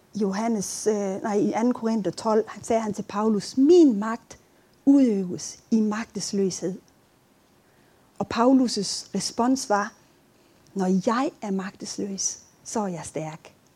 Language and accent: Danish; Aabenraa, Southern Denmark, Denmark; moved away; Jeg, jeg kommer fra Åben Rå, hvis I sidder og tænker på, hvad for et land jeg kommer fra.